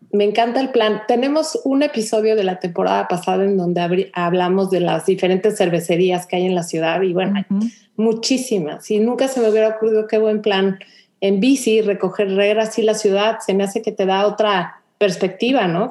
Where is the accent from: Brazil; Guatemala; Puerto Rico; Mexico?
Mexico; Mexico City; moved away as an adult; now in Houston, United States; yo como mexicana me pasó también un poco lo mismo, que en la Ciudad de México vives con un poco homogéneo